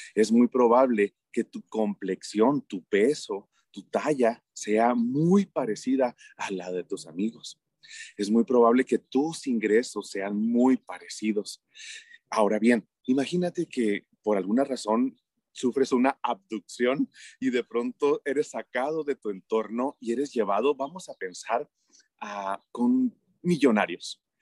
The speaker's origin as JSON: {"language": "Spanish", "country": "Mexico", "said": "en mi país todo mundo cree que como México no hay dos"}